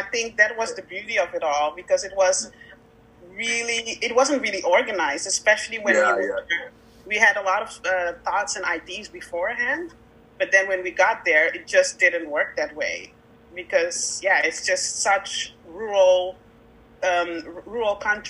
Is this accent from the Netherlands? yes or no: yes; Netherlands; also born or lived in Victoria, Canada; I am from the Netherlands.